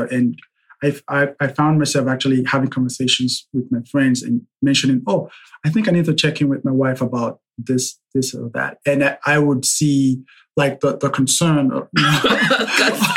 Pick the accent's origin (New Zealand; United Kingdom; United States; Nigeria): Nigeria; I'm Nigerian.